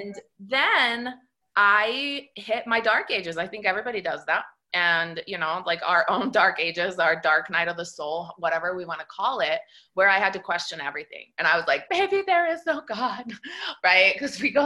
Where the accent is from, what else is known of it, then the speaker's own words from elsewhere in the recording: Italy; moved away; Because I was raised in Italy, in a Catholic country. My family is all Italian.